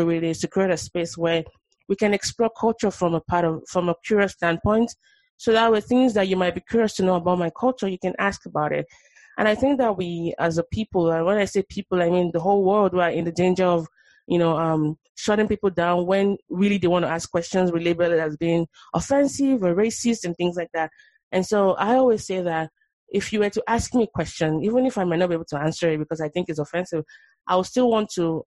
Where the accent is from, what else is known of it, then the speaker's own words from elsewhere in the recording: Nigeria; moved away as an adult; now in United States; I'm Nigerian born. I was born in Nigeria. I moved here 11 years ago